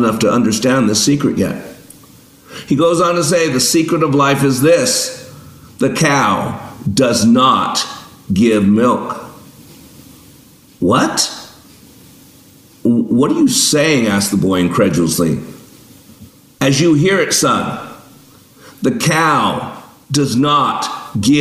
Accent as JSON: {"language": "English", "town": "Las Vegas", "region": "Nevada", "country": "United States", "tie": "born or raised there", "said": "I grew up in Vegas"}